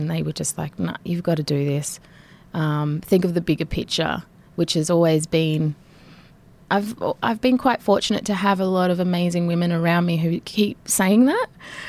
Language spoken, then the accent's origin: English; Nhulunbuy, Northern Territory, Australia; also born or lived in Sydney; I was born in Sydney, but then after that moved up here, and I've sort of just been back and forth my whole life between Nhulunbuy